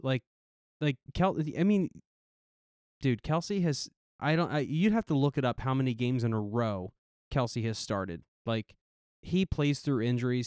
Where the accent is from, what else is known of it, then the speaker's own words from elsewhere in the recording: New Jersey, United States; my hometown football team